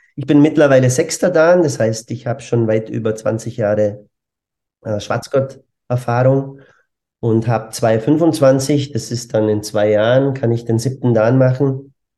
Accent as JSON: {"language": "German", "country": "Germany", "also_born_or_lived": "Bavaria", "moved": "as an adult", "lives_now": "Vienna, Austria", "said": "bin eigentlich ursprünglich Deutscher"}